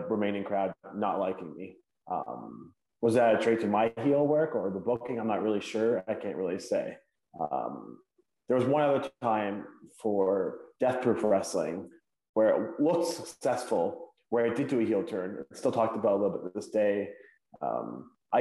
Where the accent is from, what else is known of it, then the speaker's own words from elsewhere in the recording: Hamilton, Ontario, Canada; my hometown, Hamilton, Ontario, somewhere I'm very proud to be from